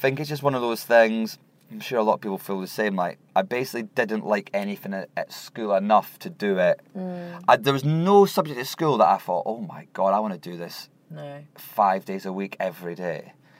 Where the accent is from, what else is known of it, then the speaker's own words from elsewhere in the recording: Scotland, United Kingdom; I like telling people that I'm Scottish, I like talking about Scotland. I love coming from a country where if you meet another person with your accent in another country, it sort of feels like this really exciting things happened.